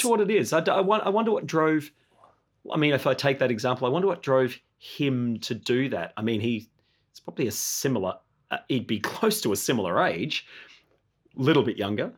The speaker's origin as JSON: {"language": "English", "region": "Tasmania", "country": "Australia", "tie": "born or raised there", "also_born_or_lived": "Hobart, Tasmania / Queenstown, Tasmania", "said": "I was born in Hobart, but I, I kind of spent the first couple of years of my life growing up on the west coast of Tasmania."}